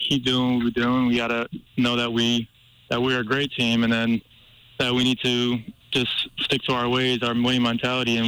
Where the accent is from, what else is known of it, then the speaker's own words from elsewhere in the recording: Seattle, Washington, United States; moved away as an adult; now in Missoula, United States; I grew up watching football in Washington